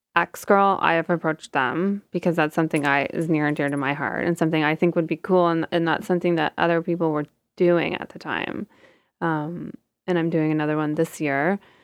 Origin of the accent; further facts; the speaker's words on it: outside Toronto, Ontario, Canada; moved away as an adult; also born or lived in Hempstead, New York; now in New York, United States; I'm Canadian, um, and I grew up outside of Toronto